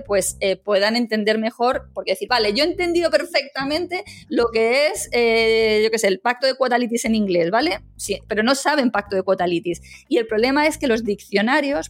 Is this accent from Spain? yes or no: yes; Madrid, Community of Madrid, Spain; first language Spanish; moved away as an adult; now in Málaga, Spain; yo soy nacida también en Málaga, aunque me he criado en Madrid